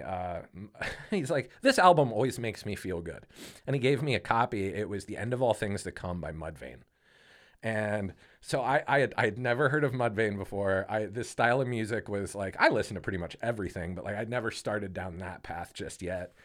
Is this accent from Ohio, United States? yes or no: yes; Canton, Ohio, United States; I grew up in Canton